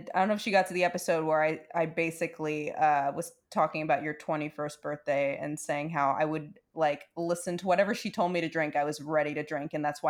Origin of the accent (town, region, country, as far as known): New York City, New York, United States; moved away